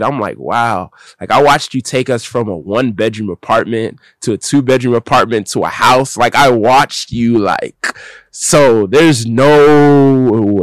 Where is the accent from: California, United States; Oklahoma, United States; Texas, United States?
Texas, United States; Dallas; moved away; also born or lived in Harare, Zimbabwe; But I grew up in Dallas, Texas